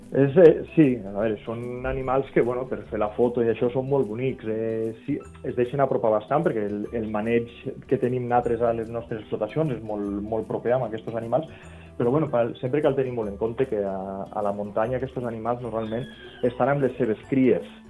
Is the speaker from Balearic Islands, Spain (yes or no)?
no; Val d'Aran, Catalonia, Spain; jo soc de la Vall d'Aran i normalment parlem l'aranès